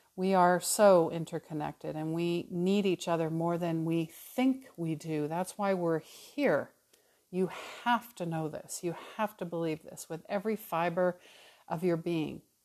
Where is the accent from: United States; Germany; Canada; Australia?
Canada; Calgary, Alberta; moved away as an adult; also born or lived in New Westminster, British Columbia; I was born in New Westminster, uh, just outside of Vancouver, but, uh, I moved to Calgary, Alberta when I was four. So truly, you know, Calgary, I grew up in Calgary